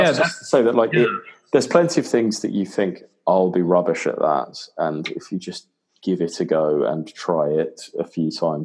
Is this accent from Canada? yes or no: no; United Kingdom; as a British person